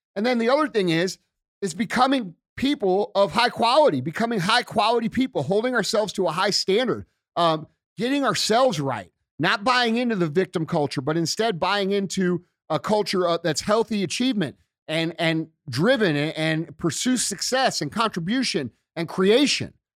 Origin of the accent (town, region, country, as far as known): United States